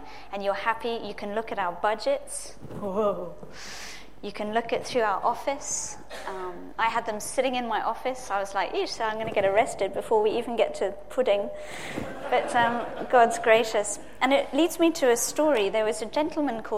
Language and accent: English; Zimbabwe; I was born in Zimbabwe